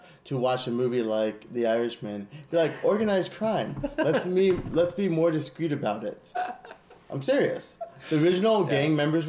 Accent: Lake Elsinore, California, United States; now in Escondido, United States; I'm from Lake Elsinore, but I'm like, I was never a part of that scene in Lake Elsinore, so I don't really know. It's like, and now I live in Escondido.

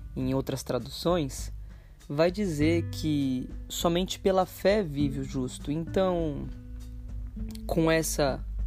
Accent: São Paulo, Brazil; moved away; Já morei em São Paulo, na verdade nasci e cresci em São Paulo.

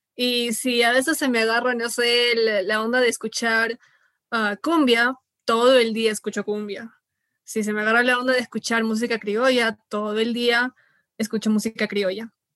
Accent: Peru; como buen peruano

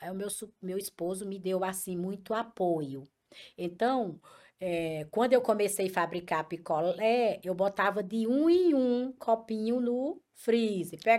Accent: Currais Novos, Rio Grande do Norte, Brazil; now in Fortaleza, Brazil; eu é, vim de Currais Novos para Açu como picolé caseiro, de Açu para Mossoró, picolé caseiro

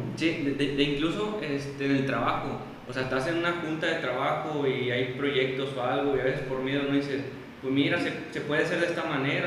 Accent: El Naranjo, San Luis Potosí, Mexico; now in San Luis Potosí, Mexico; yo soy originario de la Huasteca Potosina y estoy viviendo actualmente aquí en, la capital

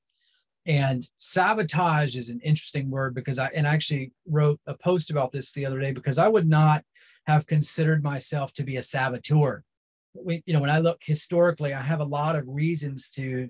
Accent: Central North Carolina, United States; I was raised in Central North Carolina

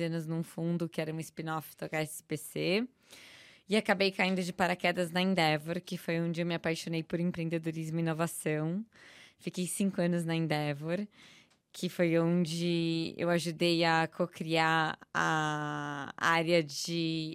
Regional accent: São Paulo, Brazil; eu sou paulista, paulistana, nascida, criada, vivida

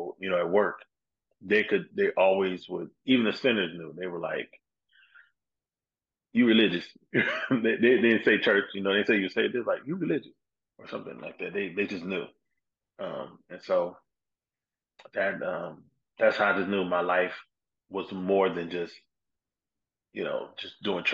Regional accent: South Bend, Indiana, United States; also born or lived in Detroit, Michigan; now in Dallas, United States; my hometown, South Bend, Indiana

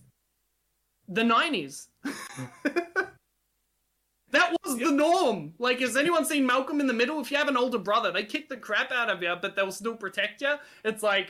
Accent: Australia; first language Hungarian; English is a second language; Hungary will always be my home, even though I was born and raised in Australia. But that's because of my upbringing, because it was my first language

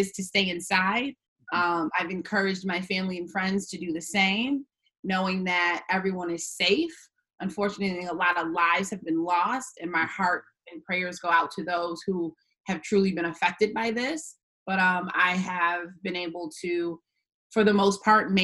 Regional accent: West Bloomfield, Michigan, United States; I am from West Bloomfield, Michigan, born and raised

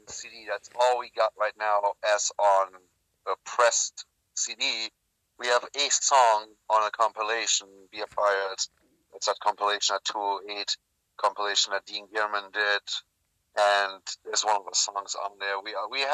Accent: Germany; moved away as an adult; I was born and raised in Germany. I lived there until I was 23.

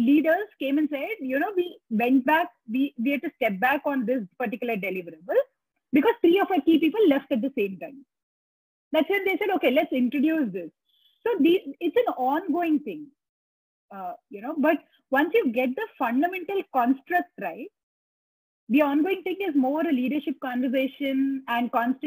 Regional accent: India

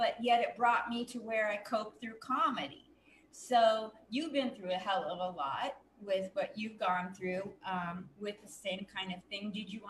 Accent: Portland, United States; also born or lived in New York; now in Las Vegas, United States; I'm from Portland, went to New York twice and lived there. Comic Strip Live, Gladys I'm in, and now I'm in Vegas.

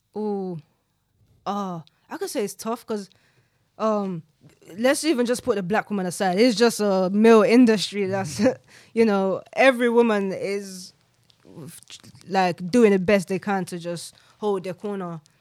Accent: London, United Kingdom; growing up in South London

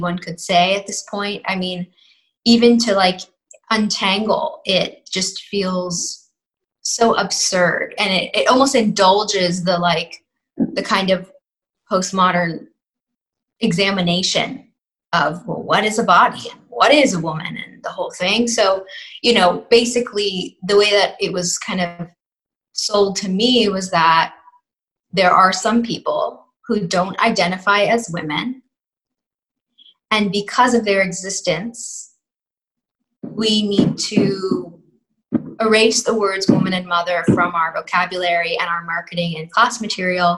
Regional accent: New York City, New York, United States; I'm from New York City and, you know, grew up in a kind of a neoliberal, predominantly secular bubble.

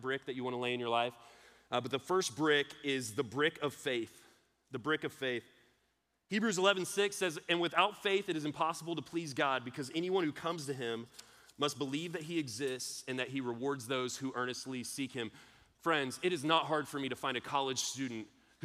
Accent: Austin, Texas, United States; I'm from Austin. We're a little hippie

